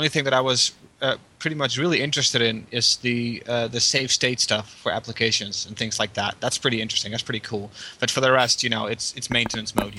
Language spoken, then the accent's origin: English; Netherlands; as a Dutch citizen